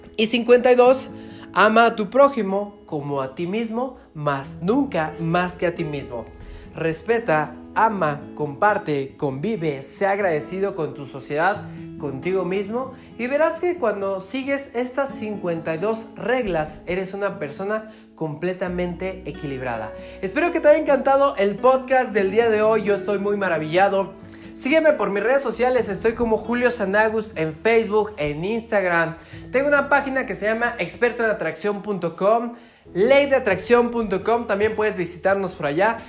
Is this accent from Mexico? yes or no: yes; Mexico; viajando todas las semanas por toda mi República Mexicana